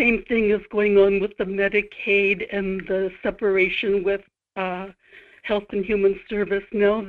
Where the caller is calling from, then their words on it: Kodiak, Alaska, United States; in Kodiak.